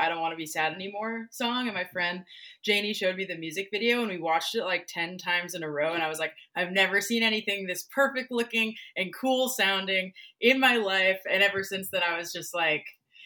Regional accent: Portland, Oregon, United States; Born and raised, never moved.

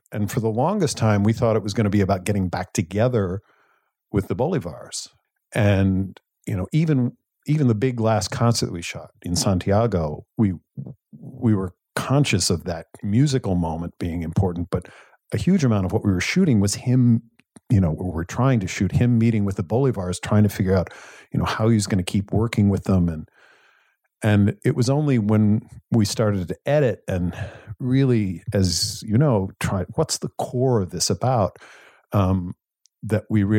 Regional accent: Vermont, United States; Well, I grew up in Vermont, in a small town, more cows than people, literally more cows than people.

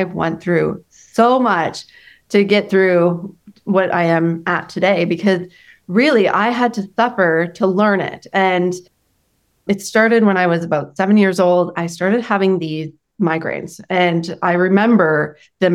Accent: Canada; I'm from Canada.

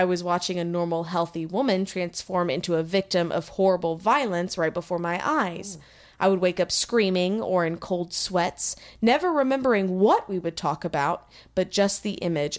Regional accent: Texas, United States; being from Texas as well

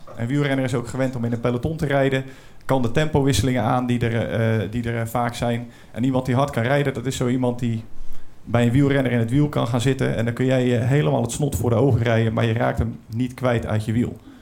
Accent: Brielle, South Holland, Netherlands; Ik kom uit Den Briel, dat ligt een beetje onder de rook van eh, oh. Rotterdam

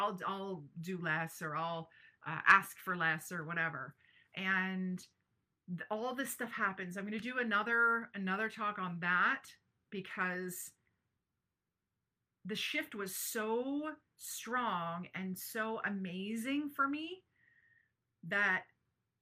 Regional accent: Brantford, Ontario, Canada; my hometown of Brantford, Ontario

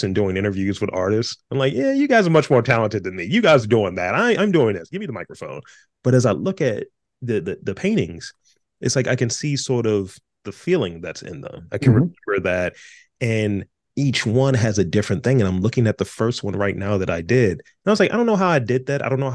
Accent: Baltimore, Maryland, United States; I went to City College, right? You know, since you have to do that thing when you're from Baltimore

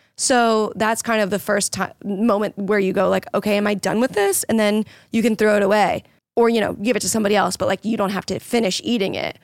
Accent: Florida, United States; moved away; I grew up in Florida

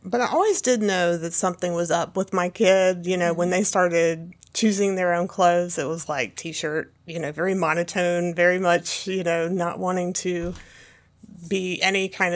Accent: Pendleton, South Carolina, United States; I come from Pendleton, South Carolina.

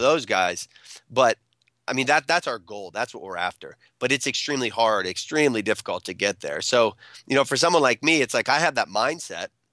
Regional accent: central Pennsylvania, United States; I went home back to central Pennsylvania

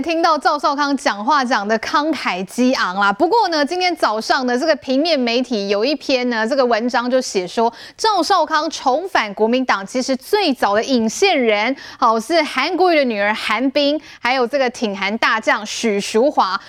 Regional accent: Taiwan; 我们台湾人

